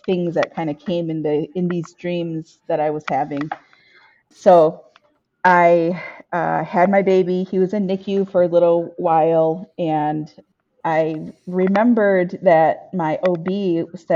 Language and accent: English; Michigan, United States; I am from Michigan, and I was born and raised in my community of Ojibwe and Odawa people. So I grew up around the reservation where my family is from